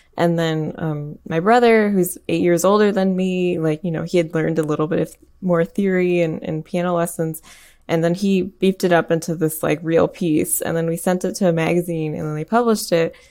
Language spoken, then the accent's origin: English; Michigan, United States; I grew up in Michigan and not too far away from Flint